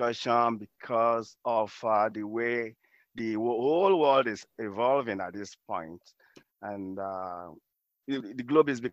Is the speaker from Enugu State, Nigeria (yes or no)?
no; Lagos, Nigeria; moved away as an adult; now in United States; I did my primary, secondary, and first university education in Nigeria.